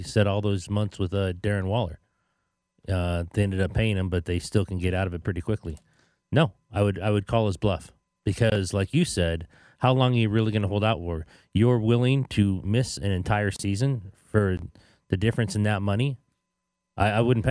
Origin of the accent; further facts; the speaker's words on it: Canada; I'm from Canada